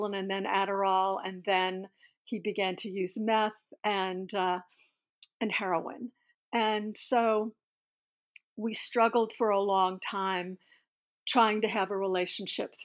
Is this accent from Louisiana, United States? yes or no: yes; New Orleans, Louisiana, United States; moved away as an adult; now in Pittsburgh, United States; I was born in New Orleans in 1954